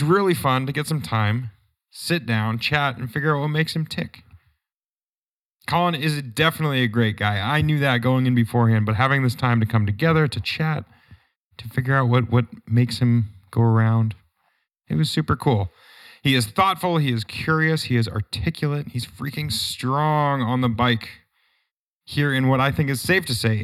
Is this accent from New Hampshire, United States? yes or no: yes; New Hampshire, United States; my hometown in New Hampshire